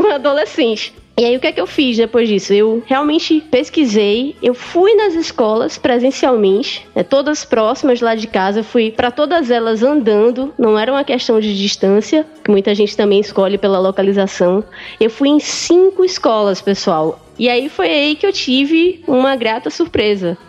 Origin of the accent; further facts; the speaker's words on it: Northeast Region, Brazil; accent: nordestina; eles não perceberam o meu sotaque de nordestina